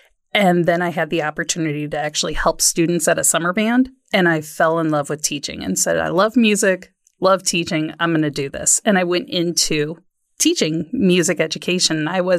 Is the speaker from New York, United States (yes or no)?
no; Waukegan, Illinois, United States; No, I grew up in Waukegan, Illinois, right up on the border of Wisconsin and Illinois, and huge school of 4,000 kids in the high school.